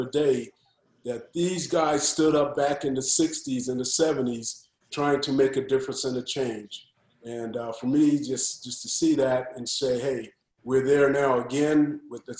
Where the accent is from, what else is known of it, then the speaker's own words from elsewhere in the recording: Los Angeles, California, United States; I grew up in South Central during the riots